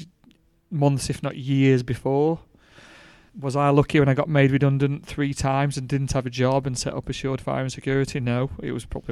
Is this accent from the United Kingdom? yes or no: yes; Rotherham, Yorkshire and the Humber, United Kingdom; now in Peak District, United Kingdom; I grew up in Rotherham. I wasn't born in the Peak District